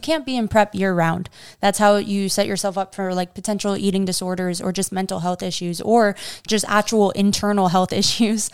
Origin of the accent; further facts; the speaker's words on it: New York, United States; I grew up in New York eating pasta and pizza literally